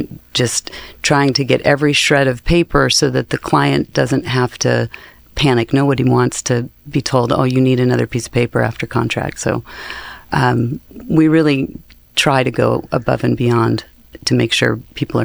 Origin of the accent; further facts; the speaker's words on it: Arizona, United States; I'm from Arizona